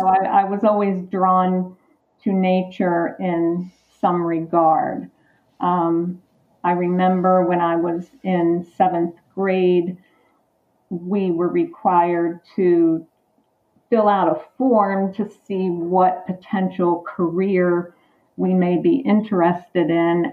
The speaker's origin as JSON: {"language": "English", "town": "Perry Hall", "region": "Maryland", "country": "United States", "tie": "born or raised there", "also_born_or_lived": "Parkville, Maryland", "said": "I grew up in the Perry Hall, Maryland, Parkville, Maryland area."}